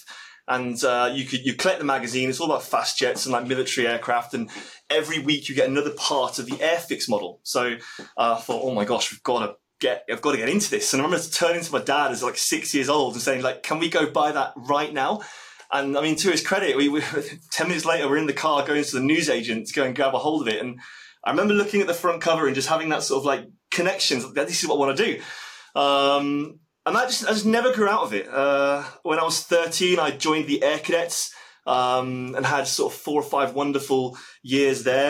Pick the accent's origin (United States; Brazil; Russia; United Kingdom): United Kingdom; Worcester, West Midlands; moved away as an adult; also born or lived in Nottingham / Northampton; I'd say I'm from Worcester, is where I kind of grew up.